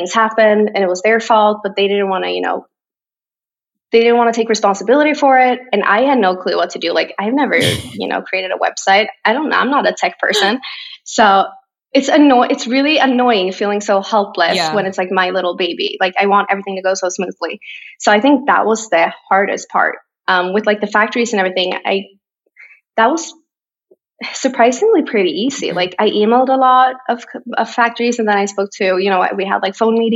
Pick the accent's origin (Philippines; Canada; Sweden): Sweden; Borås, Västra Götaland; English is a second language; now in Stockholm, Sweden; So 4 hours away on the other side of Sweden is my hometown, Borås, a very tiny town.